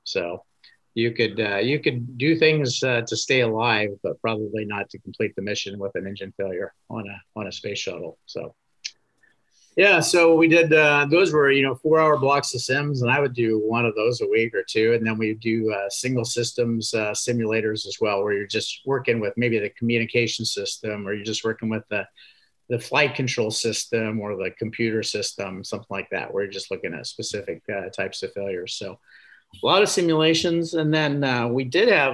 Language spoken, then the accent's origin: English; Indiana, United States; I grew up in Indiana